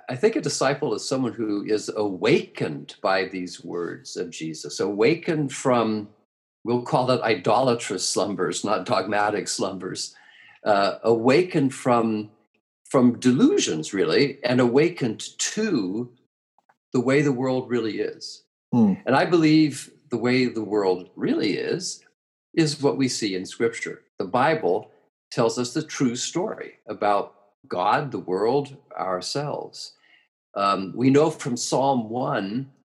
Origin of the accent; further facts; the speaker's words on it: United States; as an American